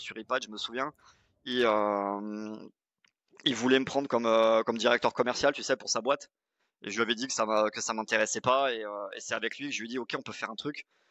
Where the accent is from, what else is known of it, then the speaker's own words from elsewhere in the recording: Pau, Nouvelle-Aquitaine, France; j'ai grandi à Pau, c'est dans le sud-ouest.